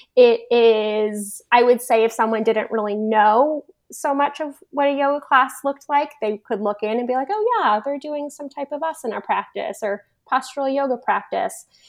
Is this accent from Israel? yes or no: no; Toronto, Ontario, Canada; moved away as an adult; I grew up in Toronto, which is a huge city in Canada.